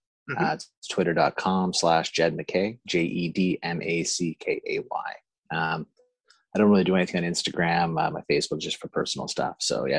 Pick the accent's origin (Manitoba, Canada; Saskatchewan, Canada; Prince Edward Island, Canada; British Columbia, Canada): Prince Edward Island, Canada; Stanley Bridge; I grew up in Prince Edward Island, Canada. It's the smallest province in Canada. It's an island off the east coast. And yeah, that's where I spent my formative years out in the country, in Stanley Bridge.